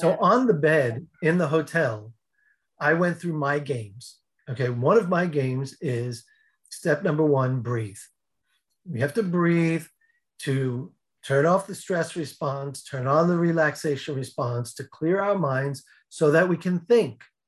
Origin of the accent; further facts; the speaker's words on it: outside New York City, United States; I grew up outside New York City